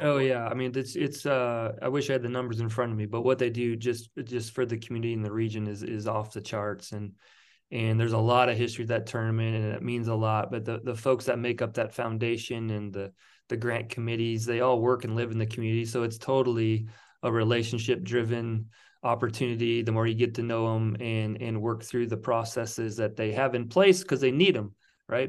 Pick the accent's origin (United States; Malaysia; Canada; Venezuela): United States; South Dakota; moved away as an adult; now in Monterey Bay, United States; I grew up in South Dakota